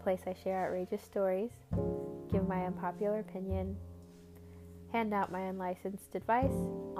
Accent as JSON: {"language": "English", "country": "Nigeria", "said": "I am Nigerian. I am the first daughter to a Nigerian family"}